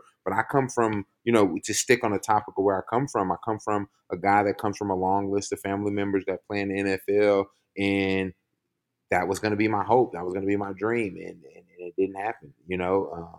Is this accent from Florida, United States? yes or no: no; Missouri City, Texas, United States; So I grew up in Missouri City, Texas. I am 7 of 9.